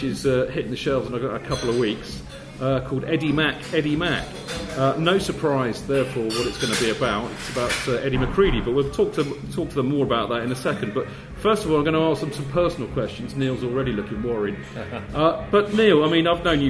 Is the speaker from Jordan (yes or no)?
no; Hampshire, South East England, United Kingdom; I grew up in Hampshire